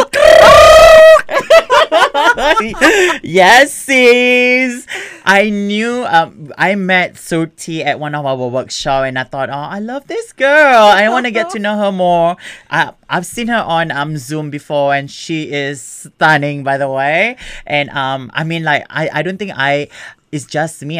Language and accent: English; Singapore; now in Melbourne, Australia; I'm from Singapore and my background is uh, Malay, Malayu